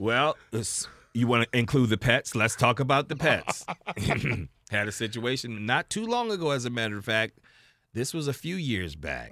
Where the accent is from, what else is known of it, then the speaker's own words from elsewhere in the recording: Baltimore, Maryland, United States; also born or lived in Florida; now in Las Vegas, United States; Born and raised in Baltimore, Maryland, U S A.